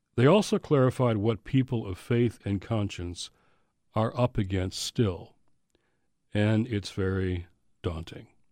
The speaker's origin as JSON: {"language": "English", "region": "Michigan", "country": "United States", "tie": "born or raised there", "said": "my home state of Michigan"}